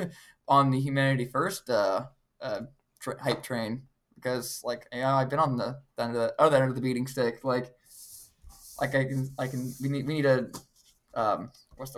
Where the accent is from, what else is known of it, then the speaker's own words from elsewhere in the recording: Middle Point, Ohio, United States; also born or lived in Van Wert, Ohio; now in Bowling Green, United States; I actually was born and raised here in Ohio, Northwest, to be more specific. I was born in a very, very smaller town named Van Wert, Ohio